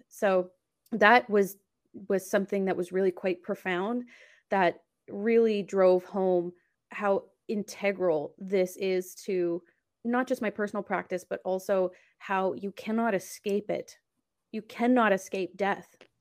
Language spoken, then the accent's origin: English; Canada; I'm also Canadian